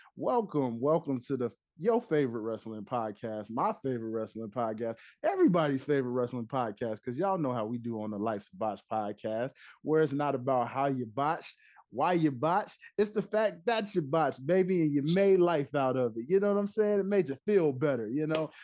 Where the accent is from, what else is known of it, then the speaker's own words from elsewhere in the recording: Tennessee, United States; it's my roots, I'm from Tennessee